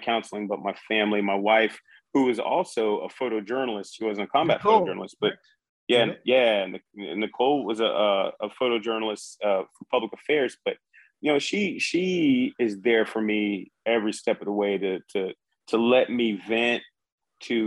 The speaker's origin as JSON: {"language": "English", "town": "Charleston", "region": "South Carolina", "country": "United States", "moved": "as an adult", "said": "I wanted to get out of Charleston, South Carolina"}